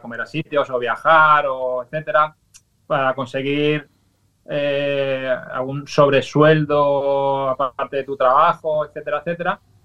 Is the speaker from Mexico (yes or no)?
no; Valencia, Valencian Community, Spain; yo soy de Valencia, que vengo de familia andaluza